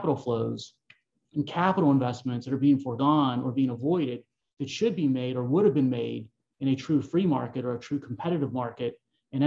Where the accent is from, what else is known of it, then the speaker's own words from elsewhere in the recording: Pittsburgh, Pennsylvania, United States; I've been basically calling Pittsburgh home for my entire life